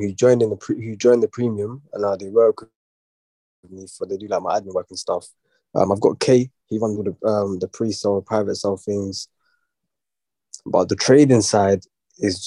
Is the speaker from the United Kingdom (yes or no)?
yes; London, United Kingdom; East. I can't say exactly where, but East London still